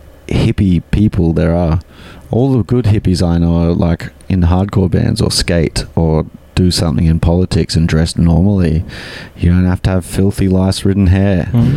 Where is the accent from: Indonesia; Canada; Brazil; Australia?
Australia; moved away; Yeah, because I'm Australian.